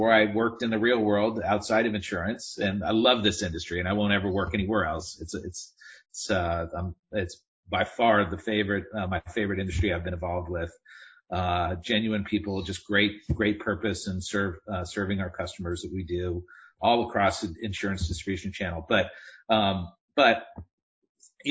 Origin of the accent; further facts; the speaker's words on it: Southern California, United States; I grew up in Southern California, and I grew up riding motorcycles